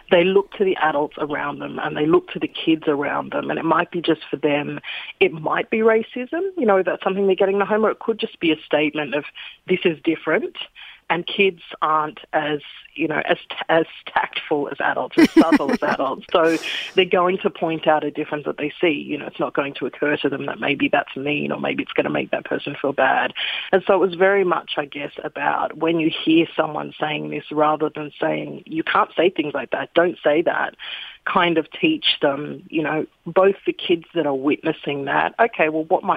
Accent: Sydney, New South Wales, Australia; now in Melbourne, Australia; I grew up in Sydney's kind of white picket fence suburbs

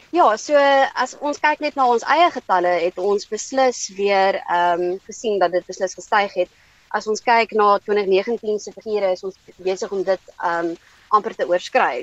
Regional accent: South Africa; ons werk as Suid-Afrikaners

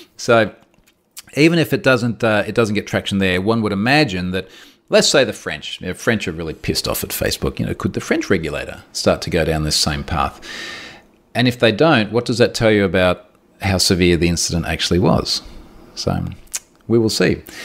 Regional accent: Australia; I'm Australian

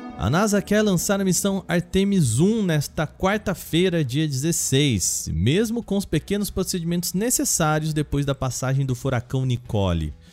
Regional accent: Brazil

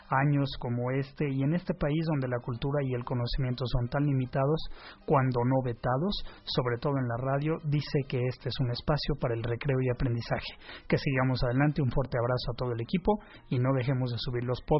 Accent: Mexico City, Mexico; Si seguiremos siendo chilangos o no. Pues yo creo que sí.

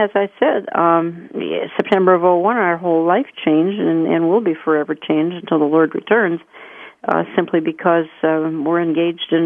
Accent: Minneapolis, Minnesota, United States; my hometown

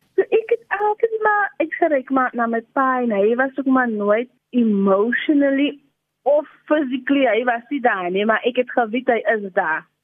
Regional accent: Cape Town, Western Cape, South Africa; also born or lived in Pontevel (birthplace); ek het groot geword daar in in in Dovercourt in Lavendale

